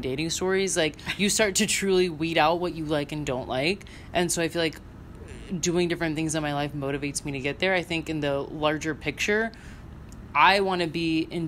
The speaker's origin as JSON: {"language": "English", "region": "Central Florida", "country": "United States", "moved": "as an adult", "lives_now": "Chicago, United States", "said": "I'm from the Central Florida area."}